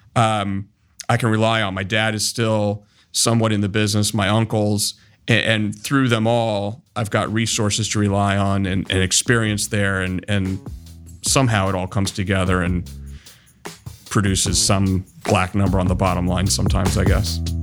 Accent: Columbus, Ohio, United States; I was born and raised here in Columbus

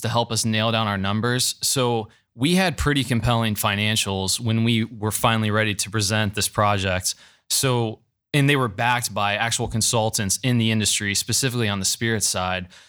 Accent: Gahanna, Ohio, United States; grew up in the city, went to Gahanna Christian

